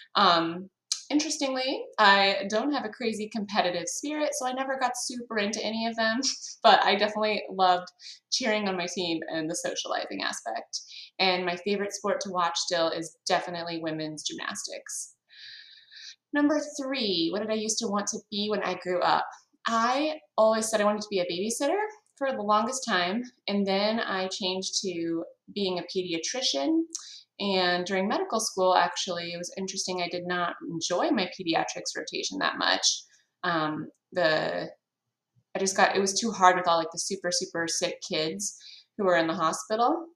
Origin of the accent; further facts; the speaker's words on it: Grand Island, Nebraska, United States; moved away as an adult; I was born in Grand Island, Nebraska, right in the middle of the state, about population of 40,000. Um, lived there until I was 18 years old